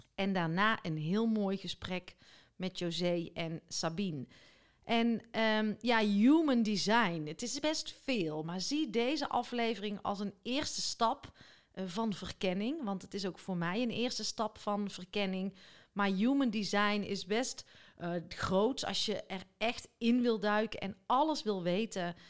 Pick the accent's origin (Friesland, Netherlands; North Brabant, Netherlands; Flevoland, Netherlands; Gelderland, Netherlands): North Brabant, Netherlands; Biezenmortel; ik kom uit Biezenmortel, tenminste daar liggen mijn roots, mijn lage schoolperiode